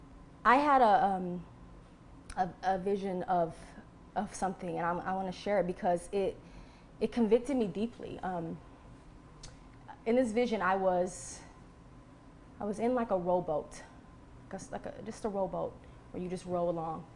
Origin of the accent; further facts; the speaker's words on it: Texas, United States; I'm from Texas